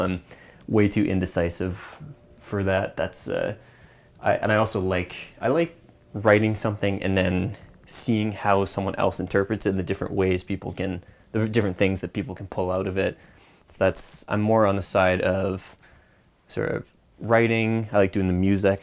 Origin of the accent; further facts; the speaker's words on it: just outside Vancouver, British Columbia, Canada; also born or lived in East Coast of Canada; I grew up just outside Vancouver